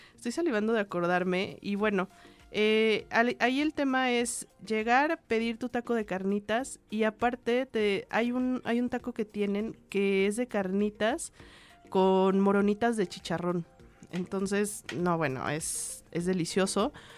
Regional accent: Michoacán, Mexico; now in Mexico City, Mexico; mi pueblito de Michoacán

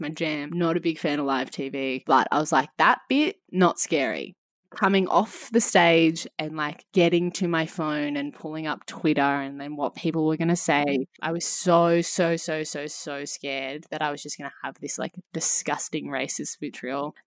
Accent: Australia; having it be some small part of your own identity as an Australian.

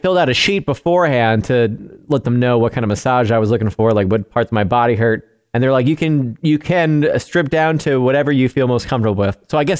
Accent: New York, United States; born or raised there; moved away

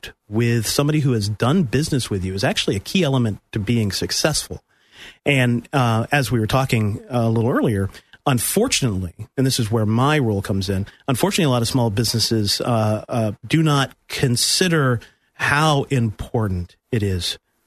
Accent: Pensacola, Florida, United States; moved away as an adult; also born or lived in Miami / Massachusetts / Alabama / Tennessee; now in Central Florida, United States; I've lived in Pensacola for a majority of my childhood

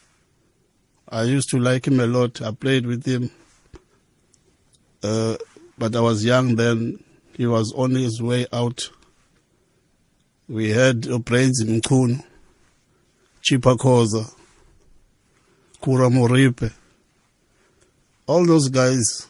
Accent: Durban, KwaZulu-Natal, South Africa; I was born in Lamontville

